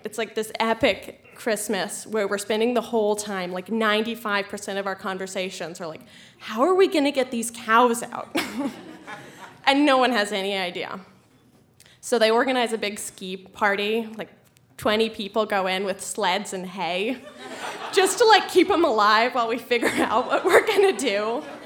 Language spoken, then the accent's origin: English; Colorado, United States; I'm from Colorado